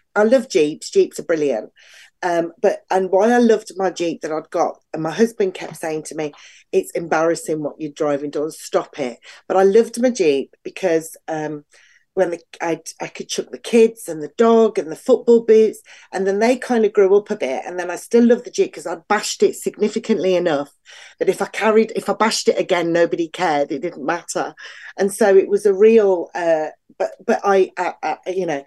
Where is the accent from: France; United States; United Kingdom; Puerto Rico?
United Kingdom; England; being English and female